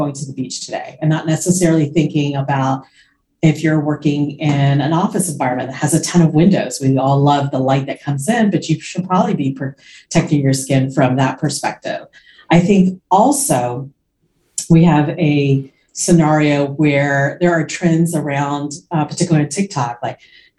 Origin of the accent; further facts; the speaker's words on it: Florida, United States; also born or lived in suburbs of New York City; now in New York City suburbs, United States; I grew up in Florida